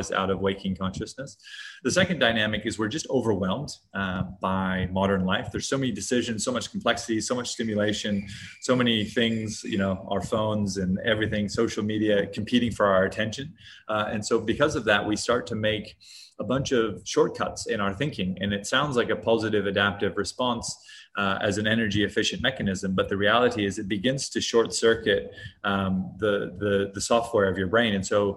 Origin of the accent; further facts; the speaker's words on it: Hawaii, United States; moved away; also born or lived in Hong Kong; I grew up in Hawaii in the US